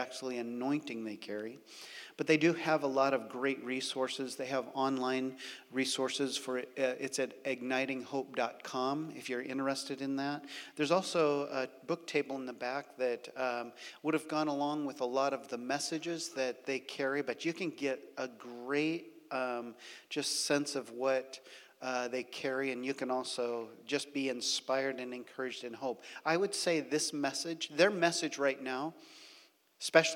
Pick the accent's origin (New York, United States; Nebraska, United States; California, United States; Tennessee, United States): Nebraska, United States; moved away as an adult; also born or lived in Kansas / Omaha, Nebraska; now in Redding, United States; I'm actually from Nebraska. I was born in Kansas, but I grew up in Nebraska.